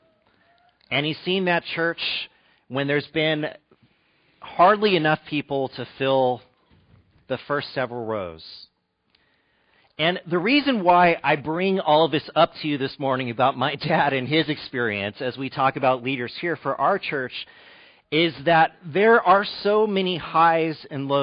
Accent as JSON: {"language": "English", "town": "Fresno", "region": "California", "country": "United States", "tie": "born or raised there", "also_born_or_lived": "Malibu / Arlington, Virginia / East Bay", "moved": "as an adult", "said": "my dad has been an elder for more than 30 years at the church that I grew up in Fresno."}